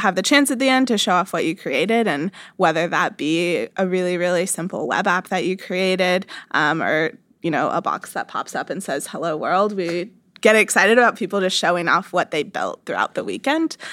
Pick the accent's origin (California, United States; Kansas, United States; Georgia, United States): Kansas, United States; I grew up in Kansas, not a huge tech scene there